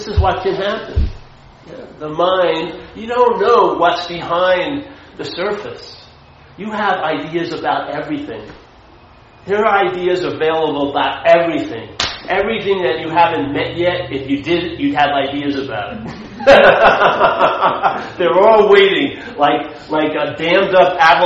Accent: Long Island, New York, United States; I was brought up a Catholic in Long Island, Irish Catholic.

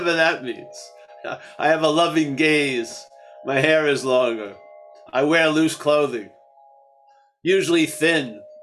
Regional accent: United States; I grew up in America. I've learned English in this way

